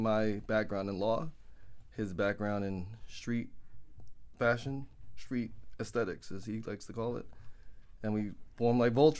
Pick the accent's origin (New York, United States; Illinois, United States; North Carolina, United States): New York, United States; New York City; We grew up in Canarsie together.